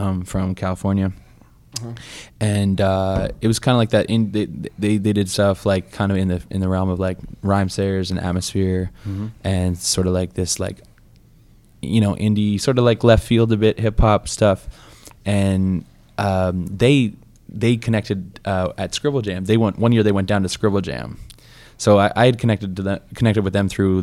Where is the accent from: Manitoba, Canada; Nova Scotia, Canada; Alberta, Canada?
Nova Scotia, Canada; Halifax; I grew up in Halifax, Nova Scotia